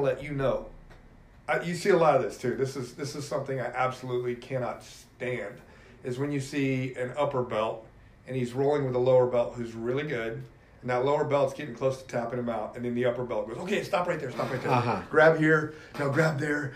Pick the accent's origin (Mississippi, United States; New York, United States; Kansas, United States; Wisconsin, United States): Kansas, United States; I grew up in Kansas.